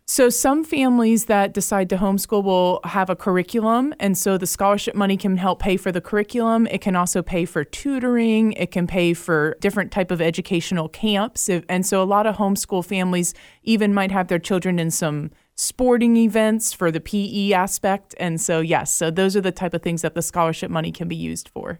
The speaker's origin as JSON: {"language": "English", "town": "Jacksonville", "region": "Florida", "country": "United States", "tie": "born or raised there", "said": "I'm from Jacksonville, Florida, and I went to Catholic school up there. I'm a graduate of Bishop Kenny High School"}